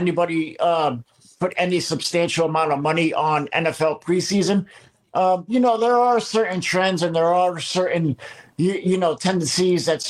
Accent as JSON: {"language": "English", "town": "New York City", "region": "New York", "country": "United States", "tie": "born or raised there", "said": "born and raised in the Bronx"}